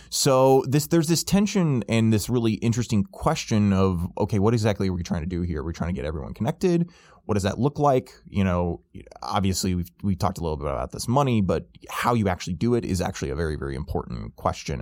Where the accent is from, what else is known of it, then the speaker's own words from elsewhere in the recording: Illinois, United States; my home state of Illinois